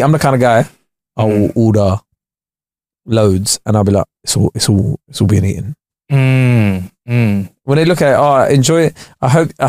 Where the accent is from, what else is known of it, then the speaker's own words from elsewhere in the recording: United Kingdom; I'm fucking British.